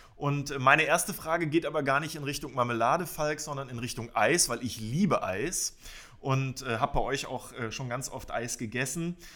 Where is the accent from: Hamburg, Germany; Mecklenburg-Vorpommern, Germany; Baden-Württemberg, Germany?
Mecklenburg-Vorpommern, Germany; Schwerin; Ich komme aus Schwerin und habe am Schweriner See dort in einem Eisladen äh, an der Softeismaschine gestanden.